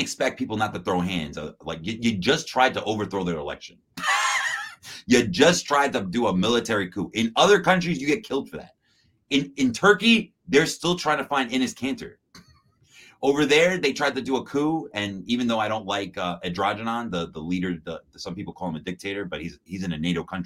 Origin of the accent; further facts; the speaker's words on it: New York City, New York, United States; I'm from Queens.